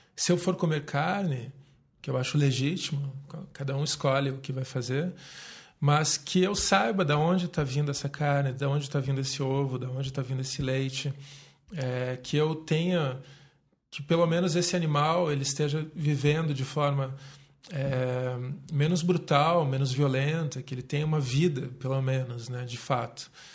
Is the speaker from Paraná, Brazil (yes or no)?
yes; Curitiba, Paraná, Brazil; sou nascido aqui em Curitiba